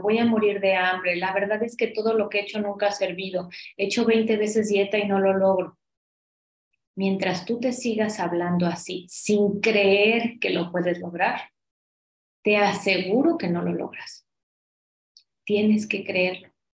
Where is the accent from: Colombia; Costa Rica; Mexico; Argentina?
Mexico; como somos los mexicanos